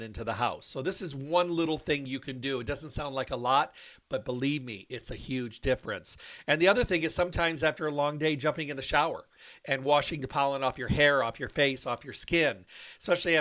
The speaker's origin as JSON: {"language": "English", "region": "Michigan", "country": "United States", "tie": "born or raised there", "moved": "yes", "said": "Michigan. That's where I was raised"}